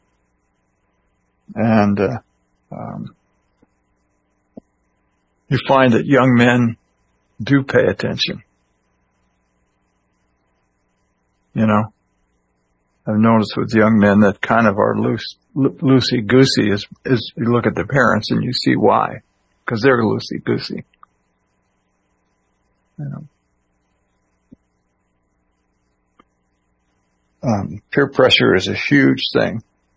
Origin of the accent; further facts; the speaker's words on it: Illinois, United States; when I was a kid growing up in Illinois